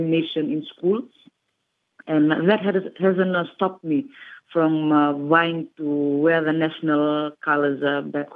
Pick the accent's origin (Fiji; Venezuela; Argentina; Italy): Fiji; Rakiraki, Western Division; I started playing netball back in my hometown